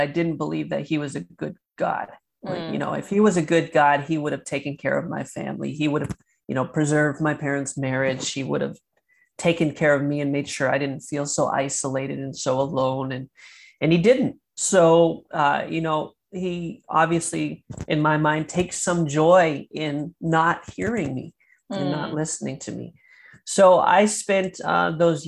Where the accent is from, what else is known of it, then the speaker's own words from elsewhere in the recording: Maine, United States; also born or lived in Chattanooga, Tennessee / Florida; now in Michigan, United States; I was born and raised in Maine, in the middle of nowhere in Maine, then eventually moved to Chattanooga, Tennessee